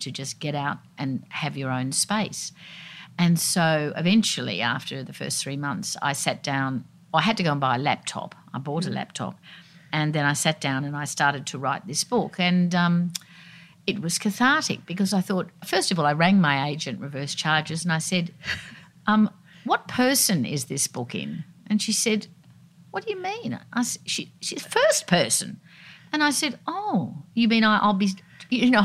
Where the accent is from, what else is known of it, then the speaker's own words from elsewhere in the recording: Sydney, New South Wales, Australia; I grew up down at Balmoral Beach